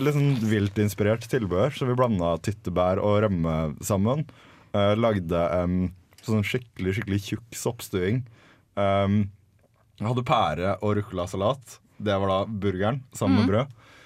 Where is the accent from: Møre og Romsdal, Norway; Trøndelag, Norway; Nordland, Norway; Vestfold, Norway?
Vestfold, Norway; Larvik; hjemme i Larvik nå, når mutter'n ser det og lager meg en matpakke